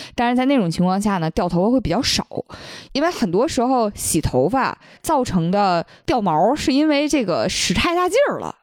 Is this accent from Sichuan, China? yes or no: no; Fujian, China; 因为我就是闽南那边的吃法不是蘸酱油嘛